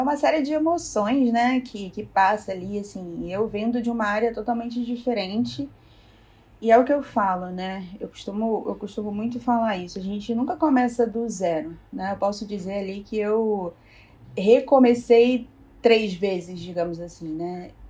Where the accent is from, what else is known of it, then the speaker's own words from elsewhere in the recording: Rio de Janeiro, Brazil; eu sou do Rio, né, então a pet era aqui no Rio